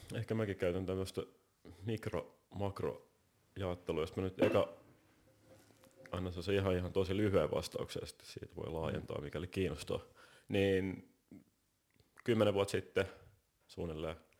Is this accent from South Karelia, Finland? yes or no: no; Helsinki, Uusimaa, Finland; mä oon varttunut tuossa Helsingin Käpylässä, ei kovin kaukan täältä